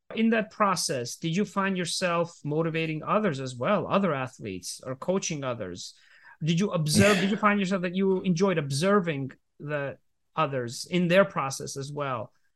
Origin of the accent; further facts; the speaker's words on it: Georgia; I was growing up in the Republic of Georgia